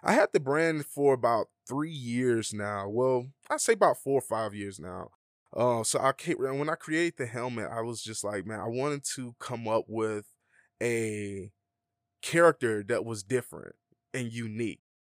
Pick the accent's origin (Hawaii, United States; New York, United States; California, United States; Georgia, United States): Georgia, United States; Atlanta; moved away as an adult; now in Las Vegas, United States; I'm from Atlanta